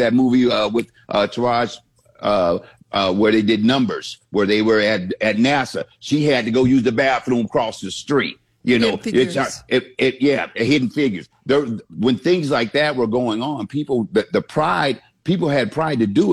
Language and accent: English; Central Florida, United States; I grew up in Central Florida.